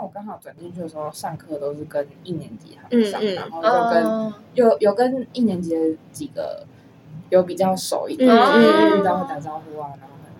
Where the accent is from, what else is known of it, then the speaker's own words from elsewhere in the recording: Kaohsiung, Taiwan; moved away as an adult; 因为我是高雄人